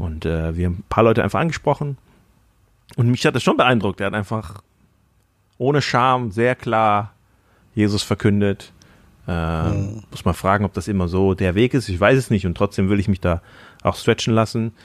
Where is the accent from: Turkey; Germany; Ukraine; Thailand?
Thailand; moved away; in Thailand, Sünde, wo ich aufgewachsen bin in Thailand